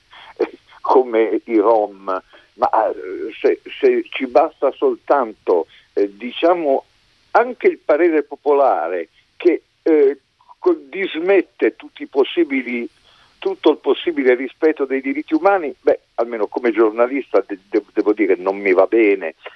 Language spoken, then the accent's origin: Italian; Modena, Emilia-Romagna, Italy; io sono modenese